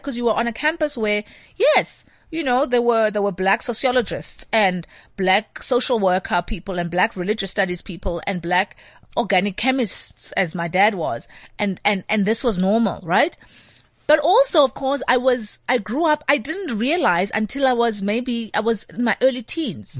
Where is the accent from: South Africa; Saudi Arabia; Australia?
South Africa; Alice, Eastern Cape; moved away; my dad, um, lectured, um, organic chemistry at the University of Fort Hare.